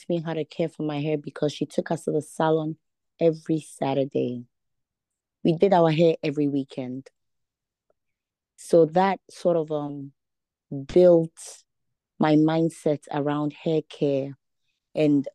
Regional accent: Ghana; moved away; I'm Ghanaian. I'm from Ghana, West Africa.

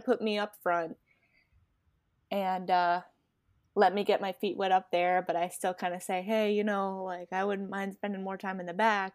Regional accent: Rhode Island, United States; moved away as an adult; now in Florida, United States; Rhode Island

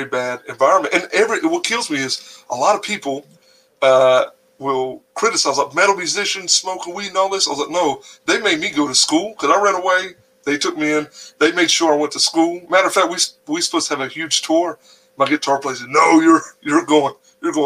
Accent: North Carolina, United States; I'm in the mountains up here in North Carolina

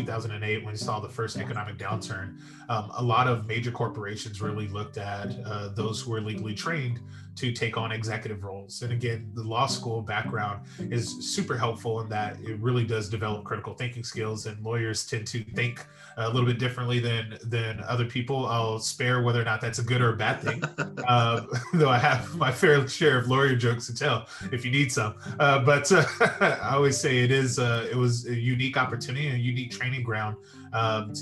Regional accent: San Diego, California, United States; moved away as an adult; also born or lived in Las Vegas, Nevada; now in Henderson, United States; I was born and raised in San Diego and attended San Diego State for undergraduate degree, and grew up in San Diego and eventually moved to Las Vegas

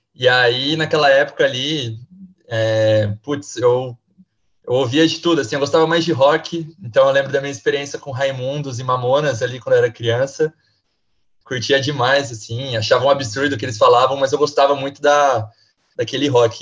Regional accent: Caçapava, São Paulo, Brazil; moved away as an adult; also born or lived in Limeira; now in São Paulo, Brazil; Eu, eu sou de Caçapava, Vale do Paraíba ali, DDD 012

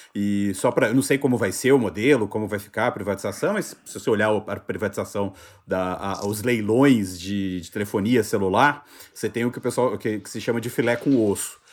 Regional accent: Juiz de Fora, Minas Gerais, Brazil; now in São Paulo, Brazil; Meu título de eleitor sempre teve em Juiz de Fora, que é a cidade onde eu nasci. Eu mudei para São Paulo e nunca transferi

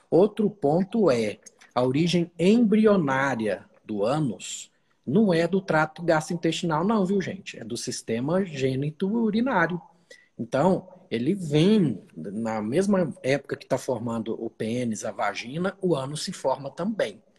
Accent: Uberlândia, Minas Gerais, Brazil; eu sou de Minas, sou de Uberlândia, nascido e criado lá.

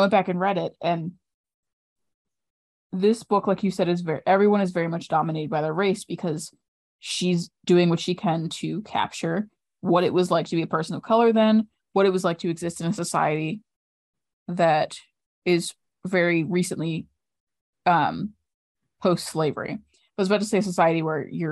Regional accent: Maryland, United States; I'm from Maryland

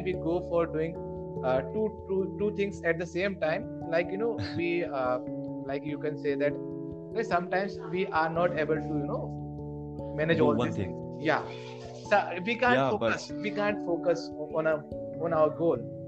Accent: Indore, Madhya Pradesh, India; I am from Indore

